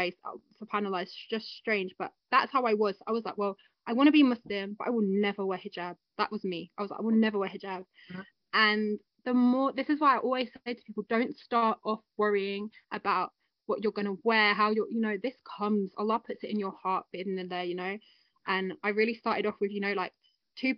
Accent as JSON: {"language": "English", "region": "London", "country": "United Kingdom", "tie": "born or raised there", "said": "Me and my sister. And we grew up together in London"}